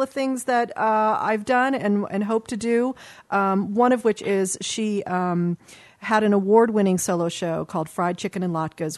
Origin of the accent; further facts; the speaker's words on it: Los Angeles, California, United States; also born or lived in Westchester, Los Angeles; I grew up in Brentwood and the Palisades